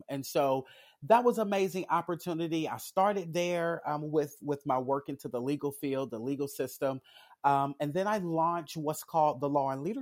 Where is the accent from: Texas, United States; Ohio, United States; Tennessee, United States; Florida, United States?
Tennessee, United States; Jackson; I am a resident of Jackson, Tennessee. I grew up here in Jackson.